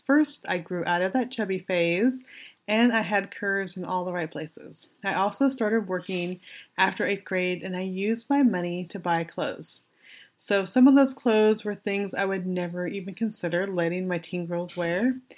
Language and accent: English; Weed, California, United States; I'm from Weed, California. I grew up in weed, not on weed, but the best part is that I went to Weed High.